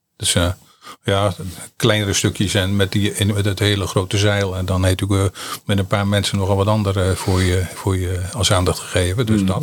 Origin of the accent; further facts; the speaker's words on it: Sommelsdijk, South Holland, Netherlands; geboren in Sommelsdijk en woon in Sommelsdijk